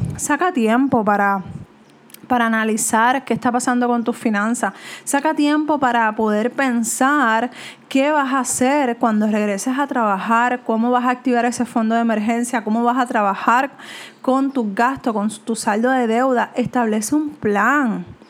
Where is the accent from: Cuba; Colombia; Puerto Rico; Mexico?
Puerto Rico; como latinos, como puertorriqueños